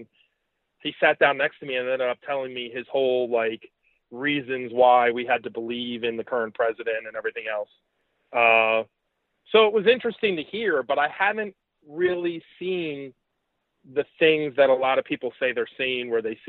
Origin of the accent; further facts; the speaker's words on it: New York, United States; where are you from? And I said, New York.